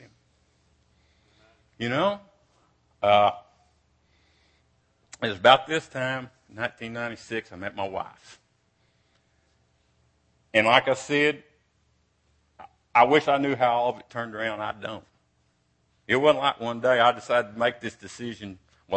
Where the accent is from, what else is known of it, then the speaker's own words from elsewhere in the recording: Brownwood, Texas, United States; also born or lived in Cisco, Texas; when I was 7 and 8, we moved to Brownwood from Cisco.